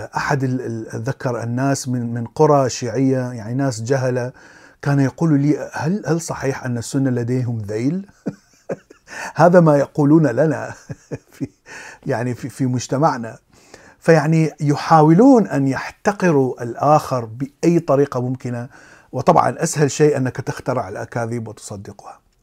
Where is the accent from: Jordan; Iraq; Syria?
Iraq; كبرت في العراق